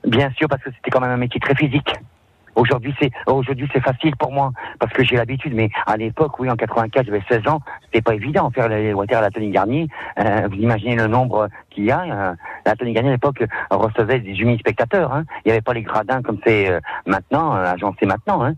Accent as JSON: {"language": "French", "town": "Lyon", "region": "Auvergne-Rhône-Alpes", "country": "France", "tie": "born or raised there", "said": "quand j'étais jeune à Perrache, mon papa voulait pas que je reste en rien faire"}